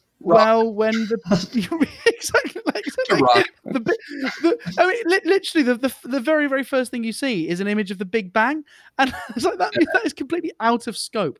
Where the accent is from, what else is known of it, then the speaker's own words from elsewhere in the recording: United Kingdom; as a British person